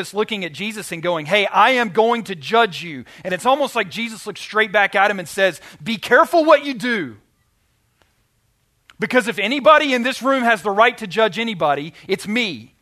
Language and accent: English; Arkansas, United States; I'm from Arkansas